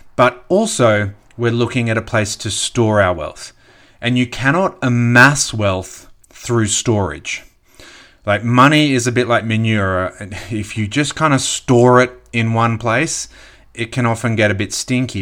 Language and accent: English; Australia